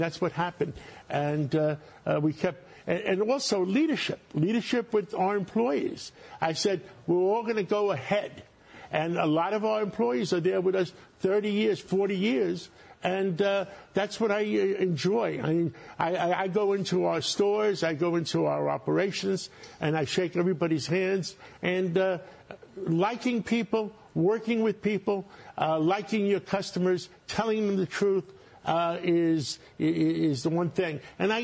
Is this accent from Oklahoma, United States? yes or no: no; New York City, New York, United States; I started in Harlem. I grew up in Harlem in New York City